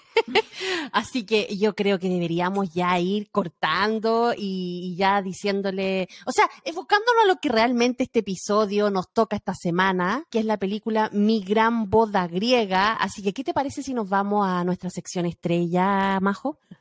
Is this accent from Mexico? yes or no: no; Chile; moved away; nuestro chip de chilena